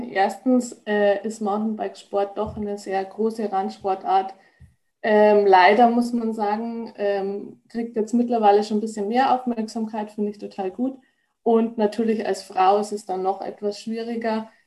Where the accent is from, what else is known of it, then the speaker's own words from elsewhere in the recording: Rosenheim, Bavaria, Germany; ich komme eigentlich aus Rosenheim. Also ich glaube, viele kennen es, ist in der Nähe von München